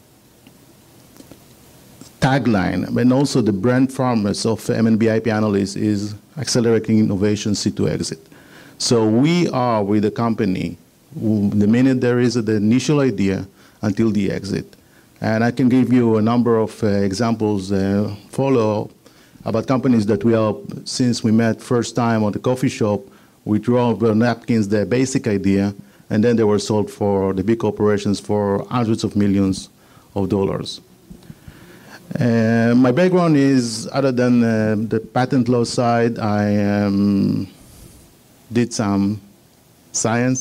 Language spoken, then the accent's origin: English; Israel; accent: Israeli; moved away as an adult; now in United States; I'm an Israeli. I'm here in the United States 11 years. So forgive my Israeli accent.